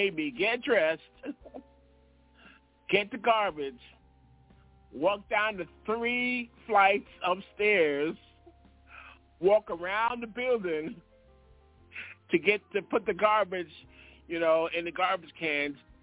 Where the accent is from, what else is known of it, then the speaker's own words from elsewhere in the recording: New York City, New York, United States; we grew up in Brooklyn